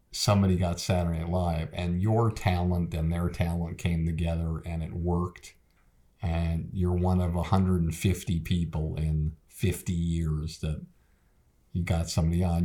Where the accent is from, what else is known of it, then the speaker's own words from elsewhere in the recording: Boston, Massachusetts, United States; moved away as an adult; also born or lived in New York; I called it the Boston Comedy Club because I was from Boston